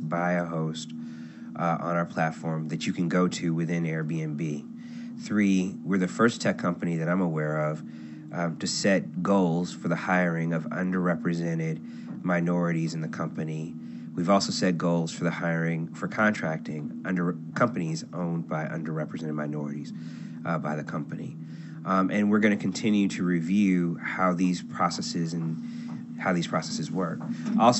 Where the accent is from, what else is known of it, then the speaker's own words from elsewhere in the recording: Cleveland, Ohio, United States; moved away as an adult; also born or lived in Chicago; I was born and raised in Cleveland, and I went to University of Chicago undergrad